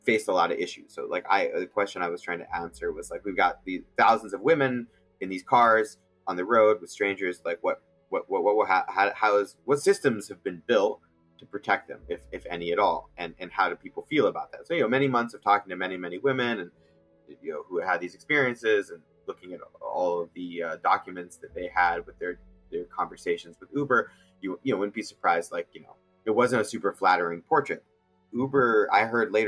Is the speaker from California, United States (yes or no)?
yes; outside Silicon Valley, Northern California, United States; also born or lived in Egypt; I'm from Northern California. I grew up outside of Silicon Valley